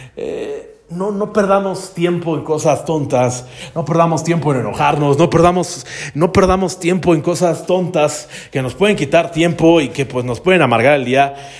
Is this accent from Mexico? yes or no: yes; Mexico; No he salido de mi pueblo